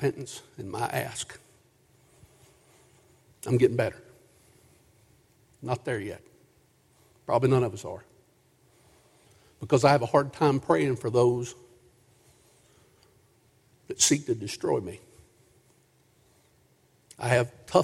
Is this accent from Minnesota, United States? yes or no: no; Booneville, Kentucky, United States; I grew up in Boonville, Kentucky.